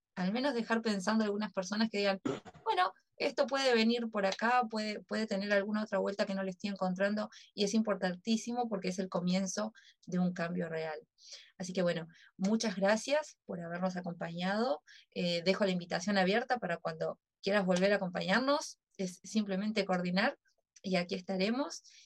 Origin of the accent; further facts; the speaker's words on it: Uruguay; como uruguaya